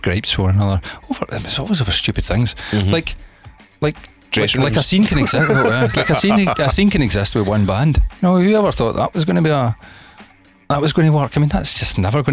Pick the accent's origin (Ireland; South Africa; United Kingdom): United Kingdom; Scotland; I'm Scottish